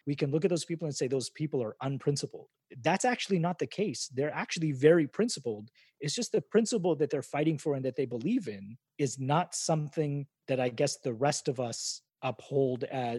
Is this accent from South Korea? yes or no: no; Canada; But as a Canadian, and in fact, I think there are a lot of Canadians that when we look at the state of America and the politics and how everything becomes politicized, a lot of us just look down there and shake our heads